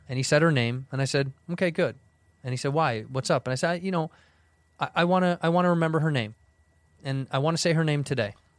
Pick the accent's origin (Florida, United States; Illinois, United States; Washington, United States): Illinois, United States; Chicago; now in Los Angeles, United States